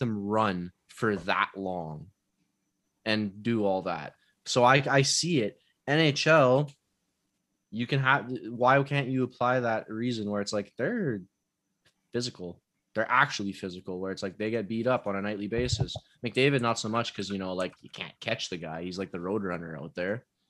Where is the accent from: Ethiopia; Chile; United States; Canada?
Canada; I'm Canadian